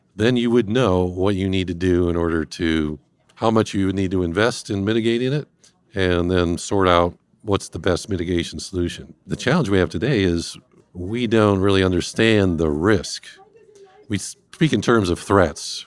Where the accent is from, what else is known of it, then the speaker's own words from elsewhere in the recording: Cleveland, Ohio, United States; moved away; I'm originally from this fine Northeast Ohio, north coast of the Americas, uh, born and raised in Cleveland